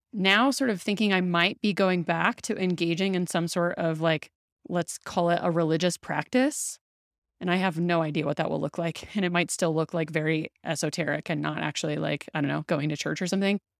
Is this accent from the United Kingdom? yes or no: no; the South, United States; I grew up in the South and I say that really loosely because my family wasn't really um, practicing Christianity, but like I was living in the South